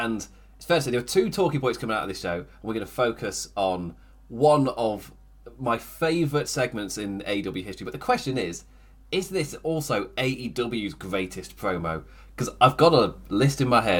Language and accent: English; United Kingdom; As a British person